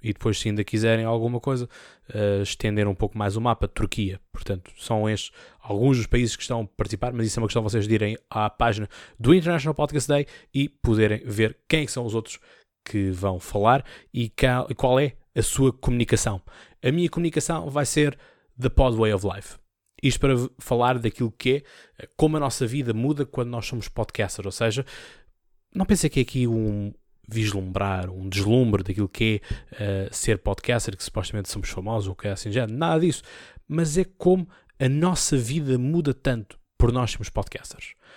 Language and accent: Portuguese; Seixal, Setúbal, Portugal; eu sou do Distrito de Setúbal, sou do Seixal, tenho muito orgulho uh, no meu conceito, tenho muito orgulho no meu distrito